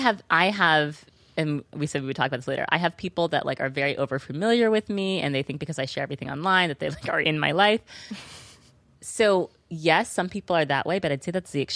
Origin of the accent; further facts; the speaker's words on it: New York City, New York, United States; growing up in New York City.